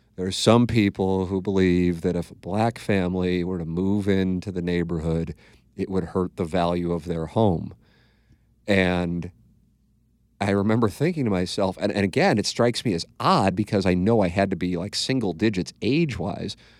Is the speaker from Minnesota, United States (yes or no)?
no; St. Louis, Missouri, United States; growing up in South Saint Louis